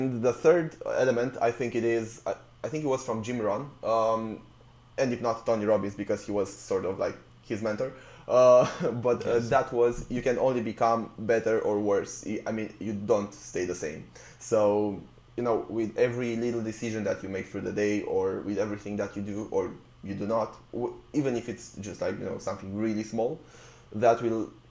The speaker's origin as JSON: {"language": "English", "country": "Romania", "moved": "as an adult", "lives_now": "United Kingdom", "said": "I came to the UK to study originally. So I was from Romania where, you know, I had a band"}